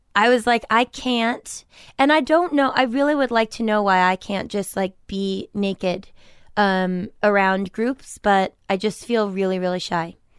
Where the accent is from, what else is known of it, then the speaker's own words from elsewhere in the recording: Milton, Massachusetts, United States; I'm from Milton, Massachusetts